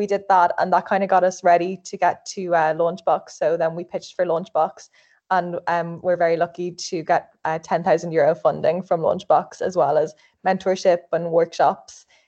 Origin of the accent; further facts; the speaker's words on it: Dublin, Leinster, Ireland; I'm from Dublin also